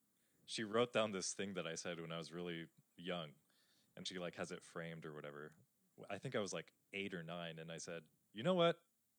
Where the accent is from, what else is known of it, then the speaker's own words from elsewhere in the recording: eastern Washington, United States; I grew up 4 hours from Seattle in the eastern side of the state.